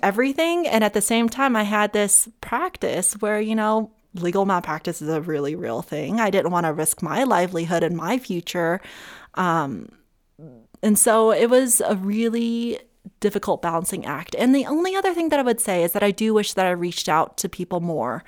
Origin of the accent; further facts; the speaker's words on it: Summit County, Colorado, United States; also born or lived in Monterey, California / Los Angeles, California; I grew up with in Summit County